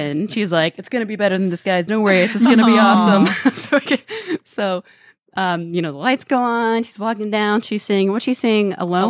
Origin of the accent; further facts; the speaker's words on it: Dallas, Texas, United States; moved away; And I said, oh, from Dallas.